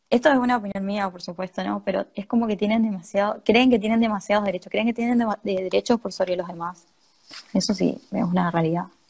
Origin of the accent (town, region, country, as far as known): Argentina